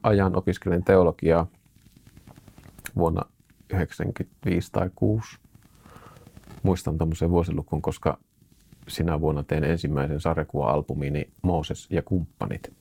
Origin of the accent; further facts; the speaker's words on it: Suolahti, Central Finland, Finland; now in Jyväskylä, Finland; muutettiin Suolahesta isän työn perässä Jyväskylään tänne näin, missä nytkin asustelen